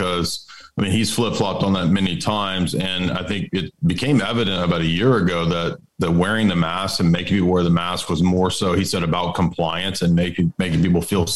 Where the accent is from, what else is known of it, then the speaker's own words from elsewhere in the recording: Tennessee, United States; I'm from Tennessee